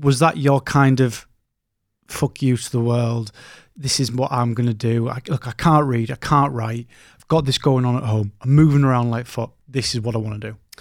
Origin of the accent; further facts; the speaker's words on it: Scotland, United Kingdom; I'm from Scotland